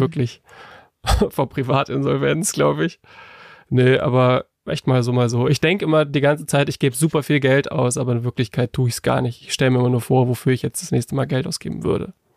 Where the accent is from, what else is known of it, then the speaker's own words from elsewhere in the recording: Northern Germany, Germany; kommen wir beide aus Norddeutschland